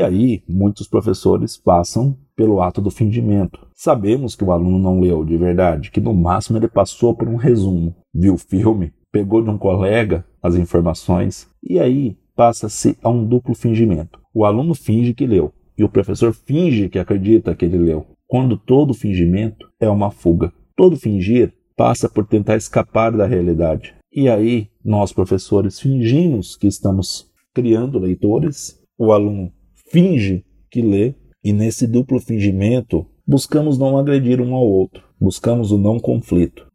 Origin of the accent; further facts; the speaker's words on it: Brazil; Como brasileiros, temos que admitir, somos um povo que lê pouco